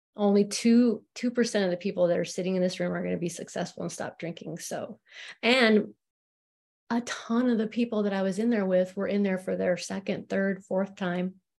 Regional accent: Spokane, Washington, United States; I was born in Spokane, Washington

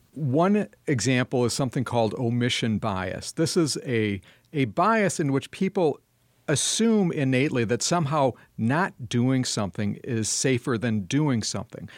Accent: Madison, Wisconsin, United States; my hometown of Madison, Wisconsin

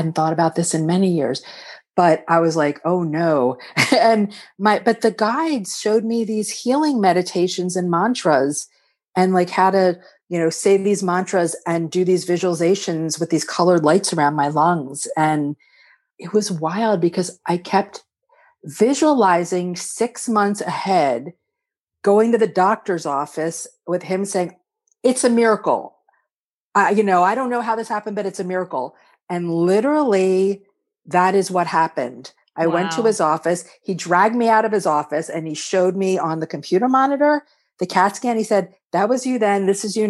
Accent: Philadelphia, Pennsylvania, United States; I'm from Philly.

